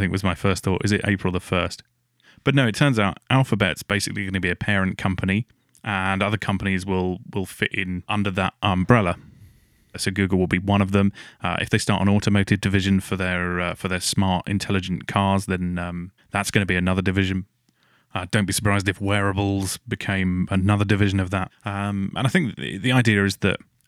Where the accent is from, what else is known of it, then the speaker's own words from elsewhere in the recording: Essex, East of England, United Kingdom; moved away; I'm from Essex originally, so that's kind of my neck of the woods